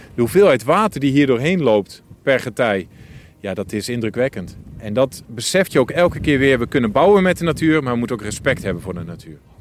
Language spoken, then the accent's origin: Dutch; Twente, Overijssel, Netherlands; ik als Twentenaar